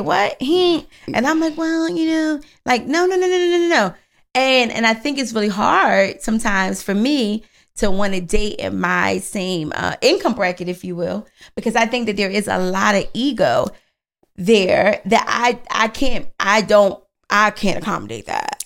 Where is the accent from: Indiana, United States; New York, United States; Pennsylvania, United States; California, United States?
Pennsylvania, United States; Philadelphia; I'm from Philly